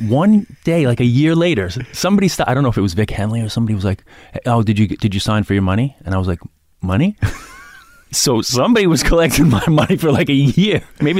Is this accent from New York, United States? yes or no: yes; New York City, New York, United States; also born or lived in Astoria, Queens; I grew up in Queens.